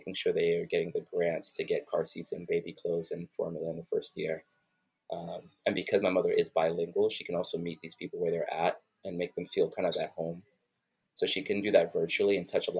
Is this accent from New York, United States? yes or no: yes; New York City, New York, United States; now in Atlanta, United States; growing up in Brooklyn, New York